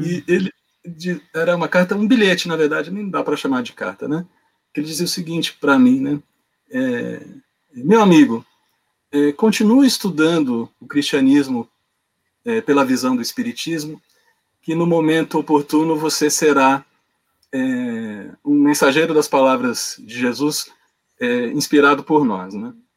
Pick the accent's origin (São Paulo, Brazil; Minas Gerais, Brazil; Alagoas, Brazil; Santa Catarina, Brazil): São Paulo, Brazil; also born or lived in Rio de Janeiro; Eu nasci no Rio de Janeiro, né? Uhum, e, mas, fui, mas fui criado em São Paulo, então é, não esperem que eu não vou falar com chiado no S